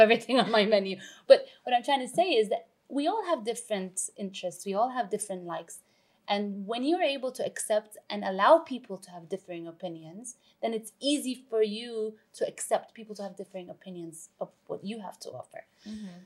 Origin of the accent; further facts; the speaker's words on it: Vancouver, British Columbia, Canada; moved away as an adult; also born or lived in London; now in Dubai, United Arab Emirates; I was born in London. I was raised in Vancouver. I've lived in Dubai for the past 16 years now